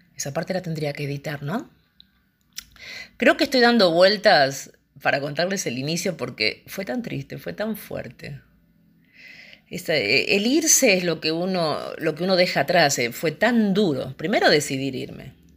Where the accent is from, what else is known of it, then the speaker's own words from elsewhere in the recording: Argentina; moved away as an adult; now in Indonesia; argentina en este momento en Indonesia